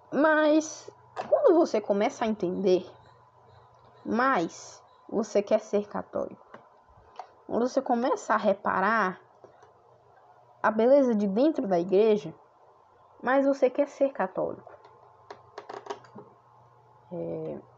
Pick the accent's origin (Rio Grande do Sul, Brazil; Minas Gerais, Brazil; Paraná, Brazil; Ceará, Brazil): Ceará, Brazil; Fortaleza; sou natural de Fortaleza, no Ceará.